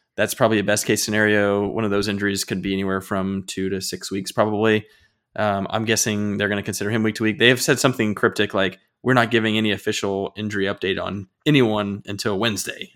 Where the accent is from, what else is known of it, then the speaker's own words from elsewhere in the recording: Illinois, United States; when I grew up in Illinois, we had a Chick-fil-A that was like forty-five minutes away